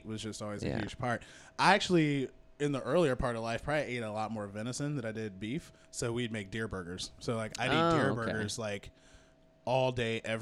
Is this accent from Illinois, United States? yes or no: yes; Argenta, Illinois, United States; I'm from Argenta, Illinois. It's like south of Decatur, Illinois